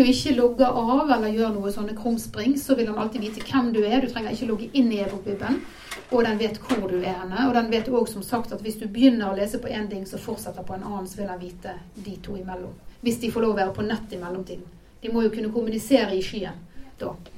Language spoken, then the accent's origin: Norwegian; Bergen, Vestland, Norway; now in Hobøl, Norway; jeg er bergenser god som noen